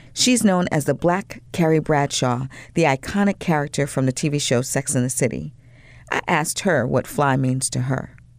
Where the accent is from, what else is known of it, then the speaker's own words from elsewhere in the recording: Long Island, New York, United States; I'm from Long Island, New York